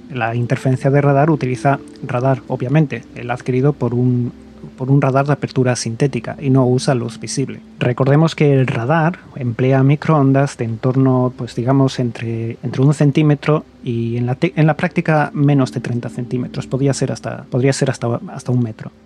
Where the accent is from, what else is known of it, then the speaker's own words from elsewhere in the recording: Gijón, Asturias, Spain; yo, que soy de Gijón, de Asturias